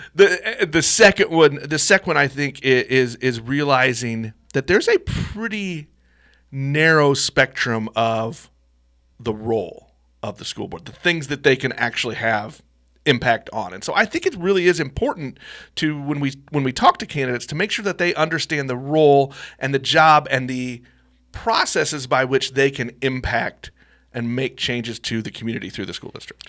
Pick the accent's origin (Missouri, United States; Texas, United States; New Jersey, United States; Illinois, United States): Missouri, United States; while I love my hometown, sometimes I don't love Missouri